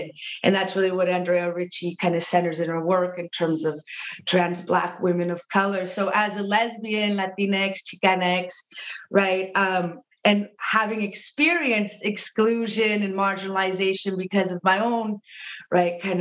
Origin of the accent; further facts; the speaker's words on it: California, United States; Kind of second generation in terms of being born and raised in California in the Southwest